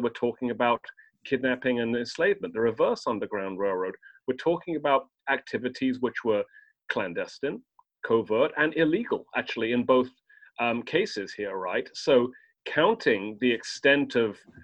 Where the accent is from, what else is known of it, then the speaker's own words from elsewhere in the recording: United Kingdom; I'm British